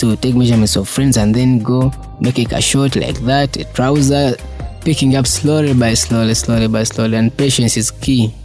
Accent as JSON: {"language": "English", "town": "Kampala", "region": "Central Region", "country": "Uganda", "tie": "born or raised there", "said": "I was born and bred in Kamocha. I'm a boy of Kamocha"}